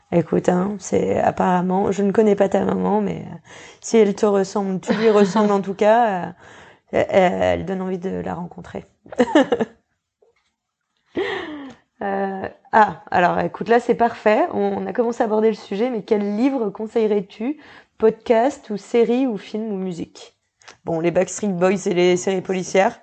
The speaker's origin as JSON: {"language": "French", "region": "Normandy", "country": "France", "moved": "yes", "lives_now": "New Caledonia", "said": "je suis même pas locale et je suis normande à la base."}